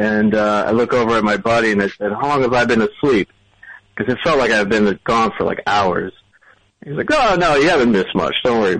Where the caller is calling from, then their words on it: Somerville, Massachusetts, United States; I'm calling from Somerville, Massachusetts, United States.